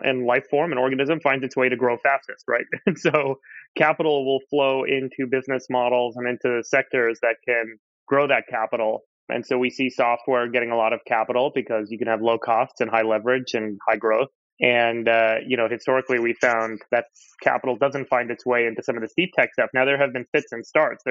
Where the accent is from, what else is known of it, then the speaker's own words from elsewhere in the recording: Southern California, United States; I grew up in Southern California